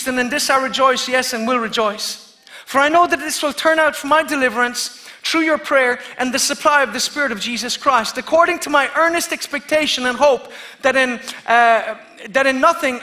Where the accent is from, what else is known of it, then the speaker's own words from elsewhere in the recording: Kerry, Munster, Ireland; I'm from Kerry